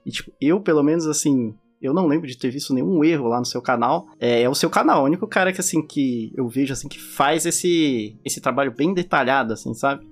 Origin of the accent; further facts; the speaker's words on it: Brazil; now in United States; eu sou brasileiro, eu não, não nasci aqui. Eu tenho sotaque.